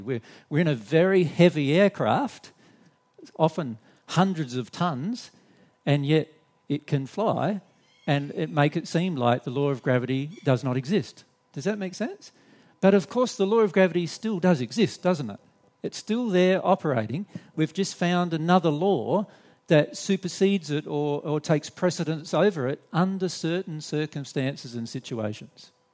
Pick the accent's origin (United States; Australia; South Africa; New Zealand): Australia; accent: Australian; we're from Australia, so you'll have to put up with our Australian accent and our Australian English